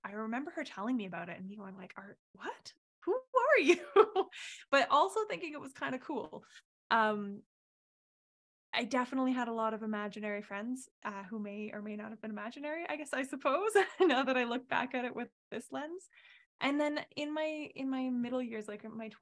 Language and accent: English; Canmore, Alberta, Canada; also born or lived in Calgary; I grew up in Canmore in Alberta, so in the mountains. I was lucky enough to be born and raised there and lived there until I was 18